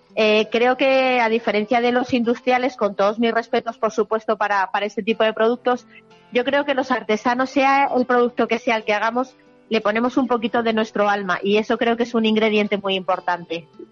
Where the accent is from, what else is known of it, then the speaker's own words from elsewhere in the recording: Sacramenia, Castile and León, Spain; mi, a mi pueblo